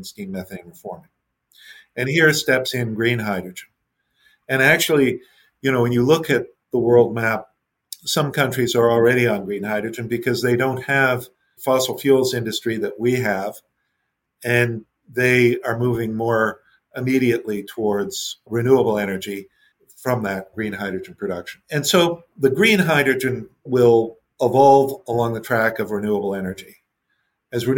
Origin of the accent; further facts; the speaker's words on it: Canada; as a Canadian